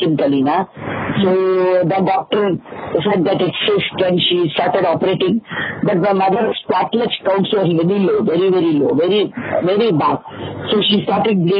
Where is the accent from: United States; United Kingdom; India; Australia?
India; Mumbai, Maharashtra; also born or lived in Andhra Pradesh; I was born in Andhra. I was brought to Mumbai when I was just about 4 months old